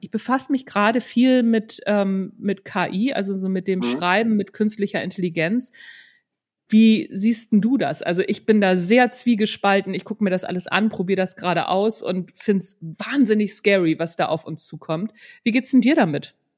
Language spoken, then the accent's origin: German; Northern Germany, Germany; Also ich komme ja aus Norddeutschland